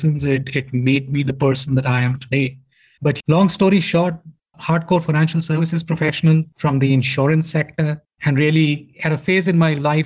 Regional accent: India; moved away as an adult; I'm an Indian, born and brought up in India, kind of educated in India

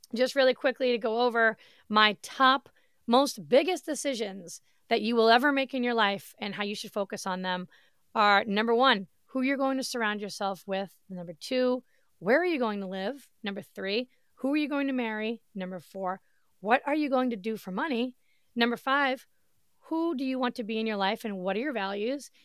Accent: Massachusetts, United States; moved away as an adult; now in Florida, United States; I grew up in Massachusetts. I lived there for thirty-five years of my life

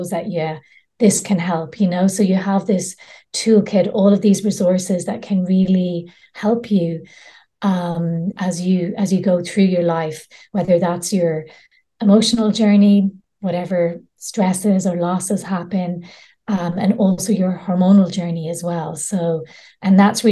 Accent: Ireland; now in Spain; I grew up in Ireland, very Catholic countries. I'm living in Spain at the moment

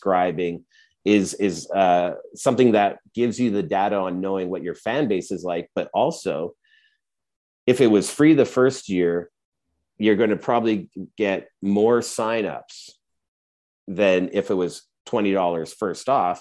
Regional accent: Edmonton, Alberta, Canada; I grew up in Edmonton

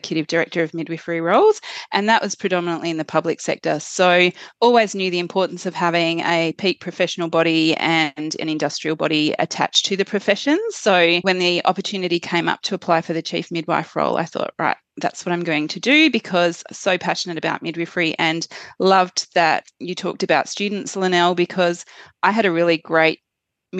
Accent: Western Australia, Australia; moved away; also born or lived in Queensland / Victoria; I am from Western Australia originally

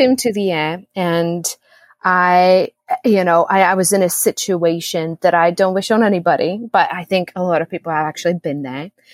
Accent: Czechia; also born or lived in Austin, United States / United States; now in Costa Rica; I was born in the Czech Republic, a dual Czech Republic and US citizen, and now I live in Costa Rica ever since February 2020.

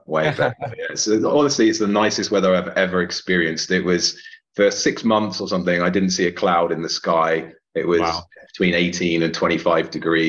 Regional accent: England, United Kingdom; first language English; moved away as an adult; also born or lived in Portugal; now in Wrocław, Poland; Well, I'm from England. So I grew up in England. I lived there for most of my life. But during COVID in 2020, I took advantage of a break in lockdowns to join my closest friend living in Portugal.

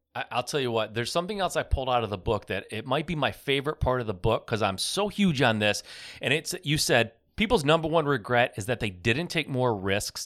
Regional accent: Michigan, United States; I'm from Michigan

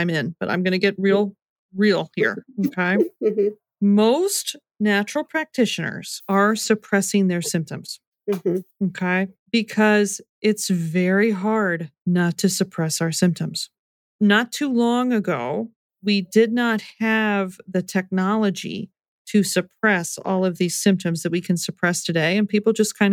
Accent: United States; I was raised in the American culture

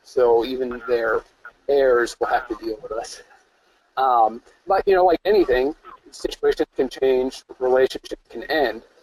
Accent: upstate New York, United States; I was born in upstate New York.

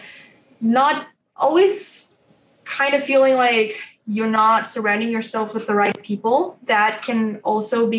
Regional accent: Romania; I'm from Romania and I work with the people overseas in the US

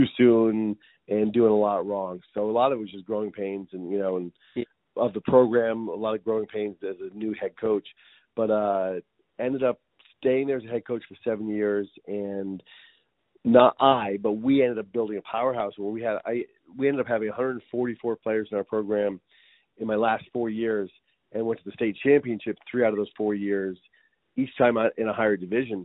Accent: Rhode Island, United States; moved away; I grew up in Rhode Island

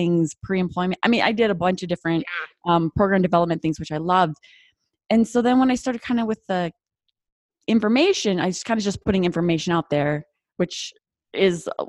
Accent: North Dakota, United States; accent: North Dakota; My North Dakota accent comes out

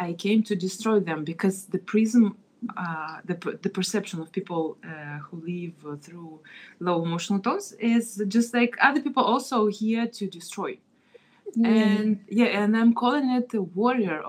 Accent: Kazakhstan; I was born in Kazakhstan

